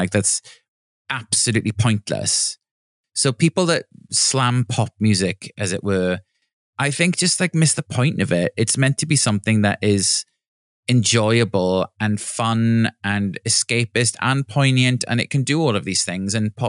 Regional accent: Neath, Wales, United Kingdom; I mean, in many ways, blessed because I was in the countryside and I had access to beaches and, you know, trees and greenery

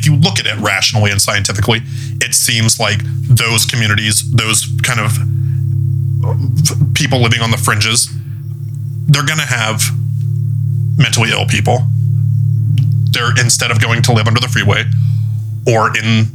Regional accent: the Northwest, near Idaho and Montana, Pacific Northwest, United States; I'm from the Northwest. I'm from very close to, you know, like Idaho and Montana

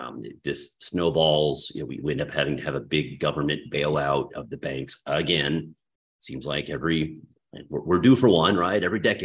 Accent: Texas, United States; I mean, I am from Texas. That's not that far fetched.

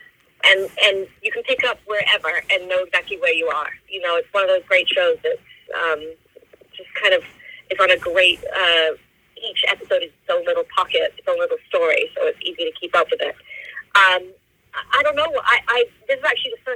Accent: England, United Kingdom; I grew up in England.

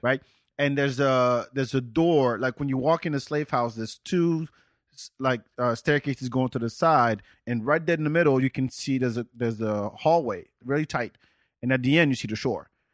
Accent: Senegal; moved away; also born or lived in North of France; I'm from Senegal

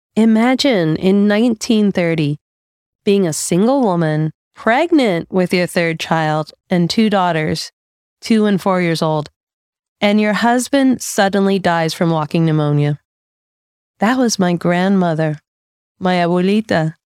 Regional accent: United States; being raised as an American by an immigrant parent

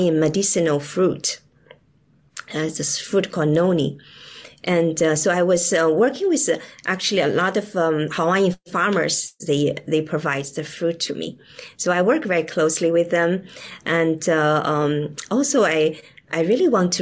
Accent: China; moved away; I grew up in China during the Cultural Revolution

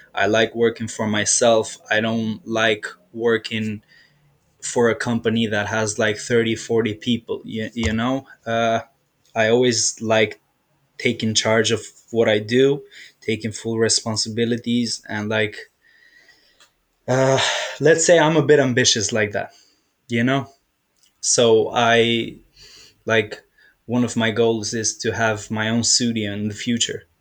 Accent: Dublin, Leinster, Ireland; also born or lived in Albania; I'm from originally from Albania, but like I grew up in Ireland, Dublin, Ireland

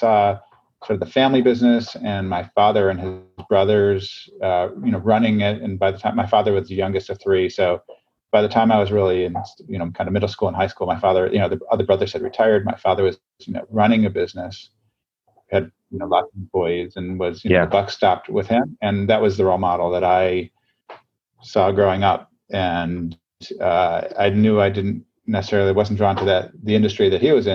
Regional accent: Chicago, Illinois, United States; moved away as an adult; also born or lived in Michigan; now in California, United States; I grew up in Chicago

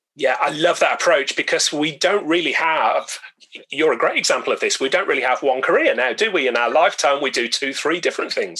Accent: Birmingham, West Midlands, United Kingdom; now in Newcastle upon Tyne, United Kingdom; my hometown of Birmingham

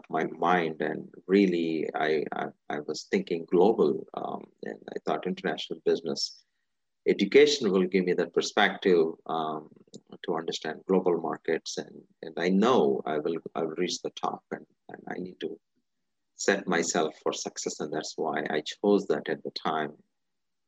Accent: India; moved away; I'm originally from India. I was born and raised in India. A majority of my childhood was in India.

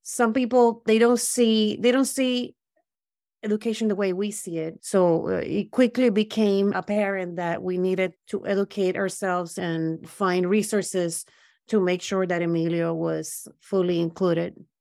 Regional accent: Puerto Rico; moved away as an adult; also born or lived in Brooklyn; now in United States; I grew up in Puerto Rico

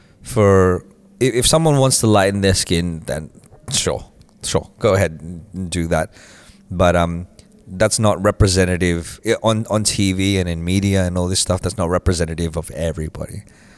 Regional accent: Australia; growing up in Australia

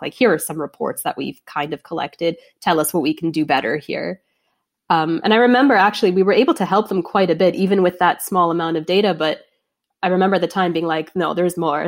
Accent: Toronto, Ontario, Canada; moved away as an adult; also born or lived in London, Ontario; from Toronto

